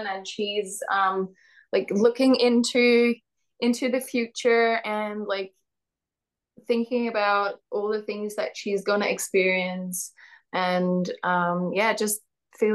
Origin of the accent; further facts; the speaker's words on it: Netherlands; also born or lived in Australia; I'm from the Netherlands